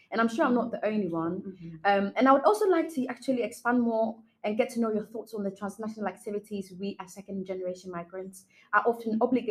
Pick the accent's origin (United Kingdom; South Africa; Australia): United Kingdom; as a Black woman born in Britain